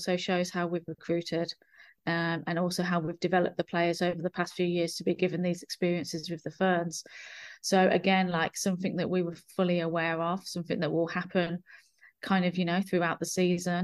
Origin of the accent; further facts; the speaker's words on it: England, United Kingdom; now in New Zealand; I consider New Zealand my home, but I'm from England